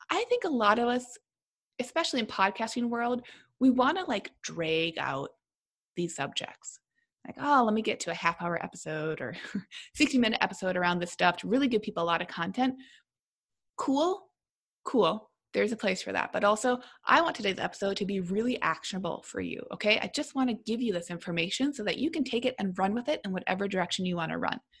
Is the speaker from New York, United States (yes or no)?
no; Minnesota, United States; because also as a Minnesotan, you got to talk about the weather.